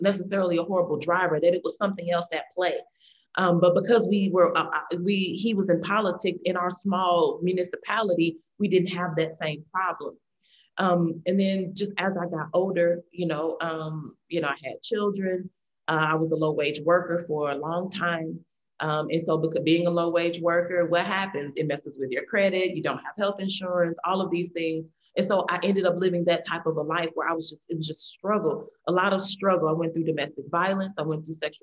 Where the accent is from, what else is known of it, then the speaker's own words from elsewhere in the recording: St. Louis, Missouri, United States; Growing up in the St. Louis area